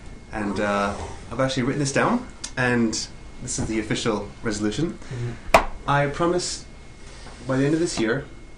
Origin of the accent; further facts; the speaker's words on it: Montreal, Quebec, Canada; moved away as an adult; now in Japan; I'm from Montreal, Canada. Been in Japan for 7 years now.